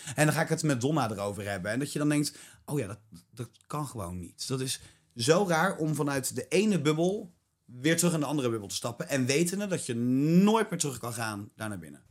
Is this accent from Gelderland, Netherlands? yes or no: yes; Ede, Gelderland, Netherlands; ik kom uit Ede